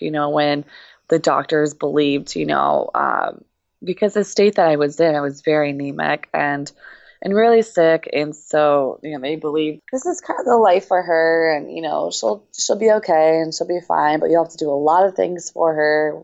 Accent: Baltimore, Maryland, United States; also born or lived in Russia; now in Champaign, United States; I am from Baltimore, Maryland, but currently training in Champaign, Illinois

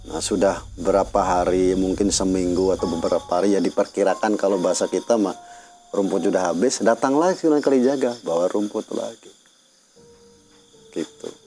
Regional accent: Java, Indonesia; ya kalau saya orang Jawa

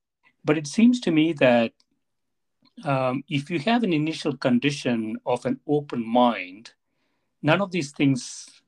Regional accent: South India, India; moved away as an adult; now in Evanston, United States; I came to Evanston right from South India without ever going outside my state or the two adjacent states.

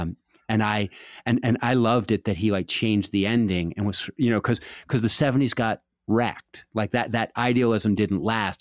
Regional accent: Washington, District of Columbia, United States; I was growing up in Washington in the seventies

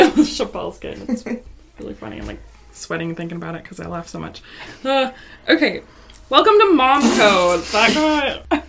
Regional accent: Mexico; like, you know, I'm from Mexico

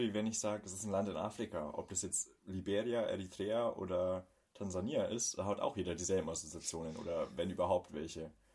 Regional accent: Bavaria, Germany; uns in Bayern

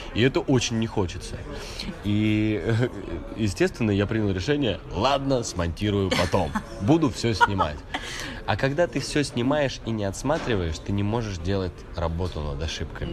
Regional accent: Siberia, Russia; now in Moscow, Russia; мама у меня живет в Сибири, я сам из Сибири

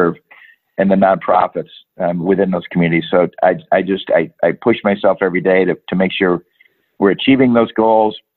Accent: Michigan, United States; I'm from Michigan. I played hockey growing up

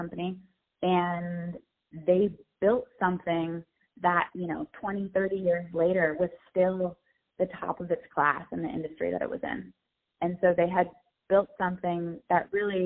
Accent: San Diego, California, United States; I'm from San Diego

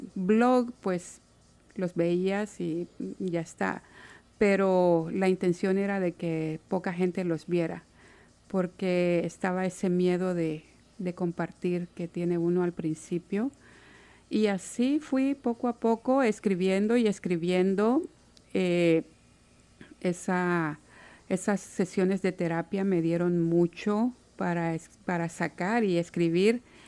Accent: Santa Ana, El Salvador; moved away as an adult; now in Seattle, United States; Soy de Santa Ana, en El Salvador y estoy en Seattle desde hace casi 14 años.

